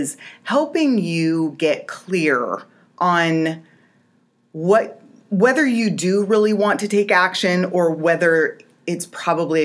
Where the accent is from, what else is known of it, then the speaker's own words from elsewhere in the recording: Alaska, United States; moved away; I grew up in Alaska.